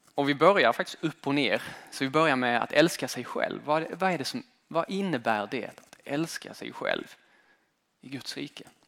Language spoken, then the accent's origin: Swedish; Sweden; moved away as an adult; also born or lived in United States; Det land som jag har växt upp i, den svenska kulturen.